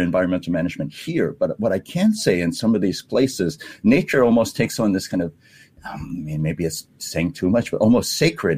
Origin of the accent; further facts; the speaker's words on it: Hawaii, United States; now in Singapore; when we grew up in Hawaii, uh, uh, the ocean surrounds us